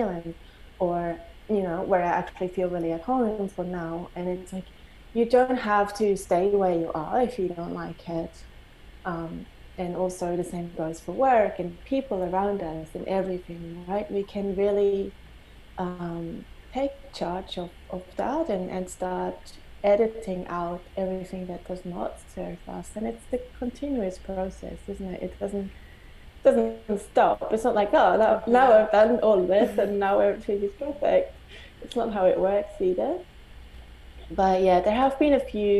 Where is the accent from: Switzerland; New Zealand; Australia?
Switzerland; I grew up in Switzerland. I never felt home within my country